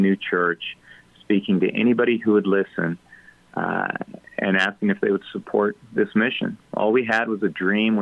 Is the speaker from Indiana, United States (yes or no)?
no; Ellis County, Kansas, United States; I'm a German from Ellis County